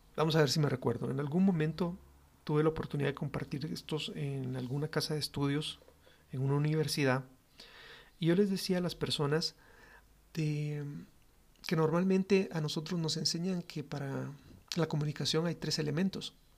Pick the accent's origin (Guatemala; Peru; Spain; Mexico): Guatemala; los guatemaltecos siempre somos cálidos en nuestro trato con las personas